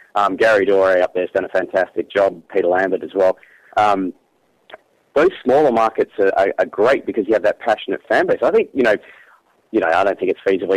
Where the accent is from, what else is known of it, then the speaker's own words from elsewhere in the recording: Perth, Western Australia, Australia; moved away; I'm from Perth originally